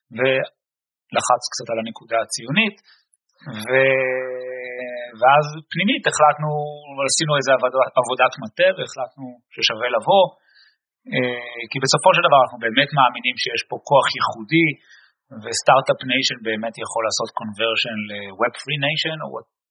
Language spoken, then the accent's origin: Hebrew; Israel; born or raised there; moved away as an adult; now in Boston, United States